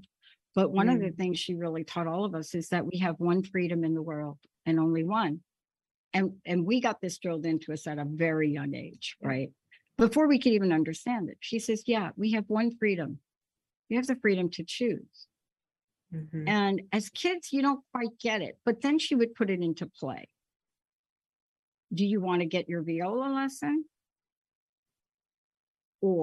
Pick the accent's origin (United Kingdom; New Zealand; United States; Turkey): United States; New York; I grew up in New York, so I'm used to people pounding their fist on the table